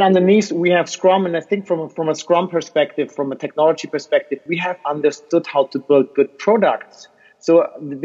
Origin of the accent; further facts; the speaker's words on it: Switzerland; I'm from Switzerland